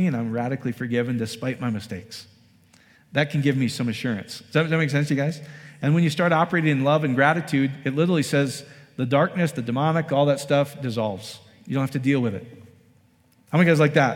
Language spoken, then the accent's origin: English; Iowa, United States; now in Colorado Springs, United States; I grew up in Iowa.